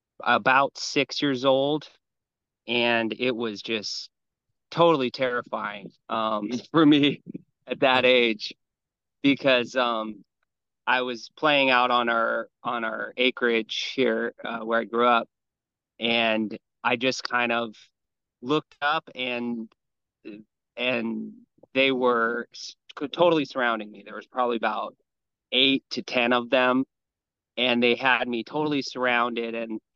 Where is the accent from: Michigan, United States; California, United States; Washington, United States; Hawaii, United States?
Hawaii, United States; I grew up here in Hawaii, where I live now. And I very, very country. It's very country out here. And so I grew up on a lot of property.